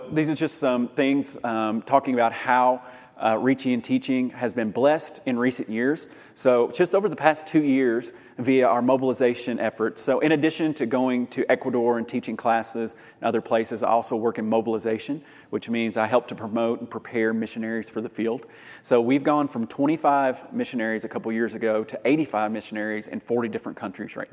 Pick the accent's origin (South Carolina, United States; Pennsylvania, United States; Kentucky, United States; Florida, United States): Kentucky, United States; Lexington; also born or lived in Louisville, Kentucky; I'm from Lexington, Kentucky